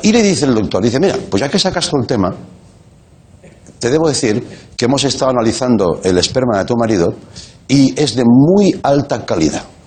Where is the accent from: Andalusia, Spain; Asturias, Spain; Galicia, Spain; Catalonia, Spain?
Catalonia, Spain; Reus; de mi ciudad, de mi pueblo, que me hace mucha ilusión, de Reus